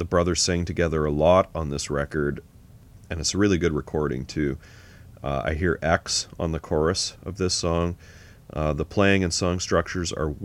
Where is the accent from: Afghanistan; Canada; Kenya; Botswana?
Canada; We're Canadian